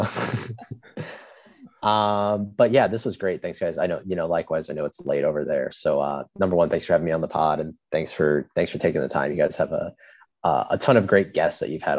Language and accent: English; Indianapolis, Indiana, United States; I'm from Indianapolis, Indiana.